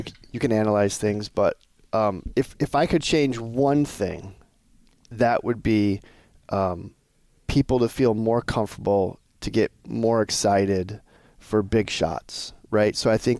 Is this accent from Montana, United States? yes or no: yes; Montana, United States; I'm originally from Montana. There's a team from Montana this year.